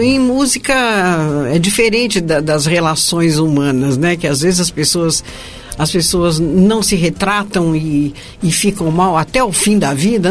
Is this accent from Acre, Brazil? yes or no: no; Minas Gerais, Brazil; also born or lived in Rio de Janeiro; now in São Paulo, Brazil; eu sou é, carioca de nascimento, mineira de coração e paulista por adoção